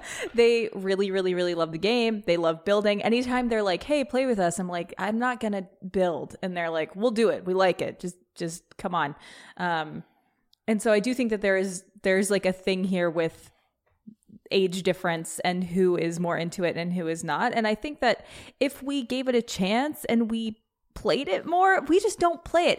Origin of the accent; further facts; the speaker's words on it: Petaluma, California, United States; growing up in Petaluma, which is, like, kind of a bubble, back in the day in high school